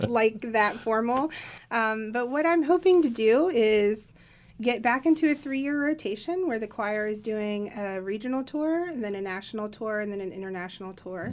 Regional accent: Appalachia, United States; I'm an Appalachian myself

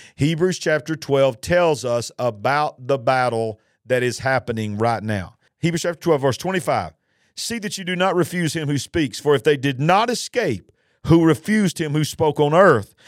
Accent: United States; our nation, the nation of the United States of America

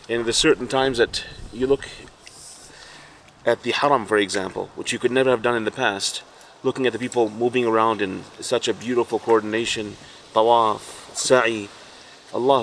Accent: Fort McMurray, Alberta, Canada; Living where we live, you know, I'm from Fort Mac

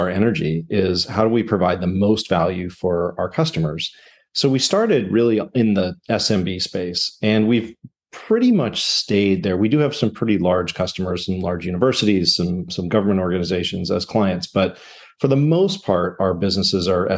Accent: Southern California, United States; moved away as an adult; also born or lived in upstate New York; I grew up in Southern California, went to college in upstate New York

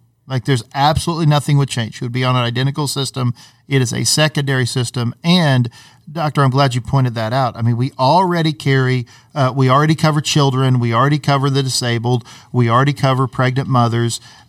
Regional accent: Oklahoma City, Oklahoma, United States; also born or lived in Norman; And I'm an Oklahoma City guy. I was born in Oklahoma City. I've lived my whole life in Oklahoma City, except for 4 years when I was down in Norman at OU.

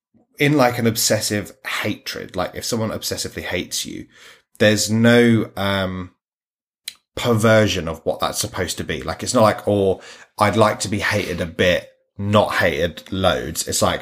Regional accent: United Kingdom; as a Brit

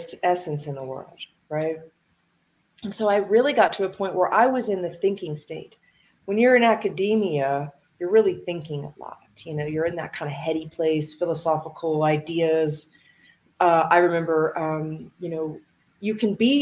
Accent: Dayton, Ohio, United States; I grew up in Dayton, Ohio, and I grew up with a single mom

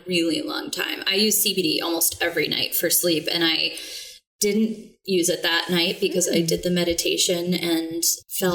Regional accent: Texas, United States; now in New England, United States; I'm originally from Texas and I love the heat.

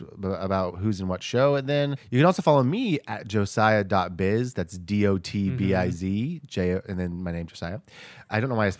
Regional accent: Texas, United States; we're both from Texas.

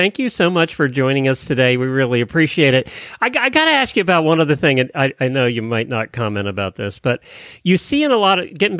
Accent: Pennsylvania, United States; We grew up in Pennsylvania.

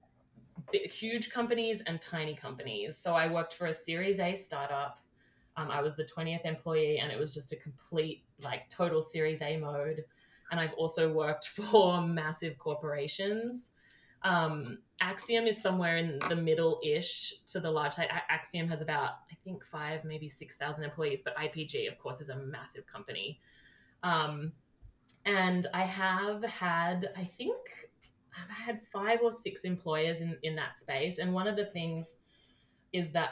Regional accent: Australia; moved away as an adult; now in United States; I grew up in Australia and started my career there, and then I moved here 6 years ago.

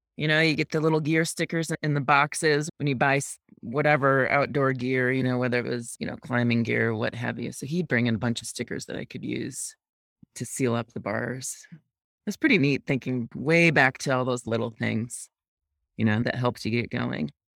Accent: near Rochester, central upstate New York, United States; moved away as an adult; also born or lived in New Hampshire; now in Jackson, United States; I grew up in upstate New York, central upstate New York, about a half hour east of Rochester, a small town

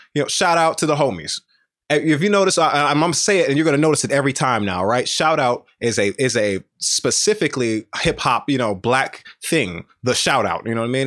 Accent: the South, United States; I'm from the South

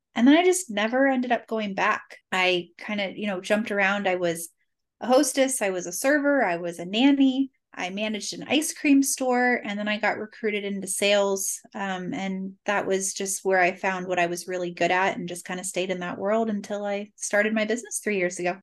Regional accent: Cincinnati, Ohio, United States; also born or lived in Boston; I was born and raised in Cincinnati, thirty-eight years

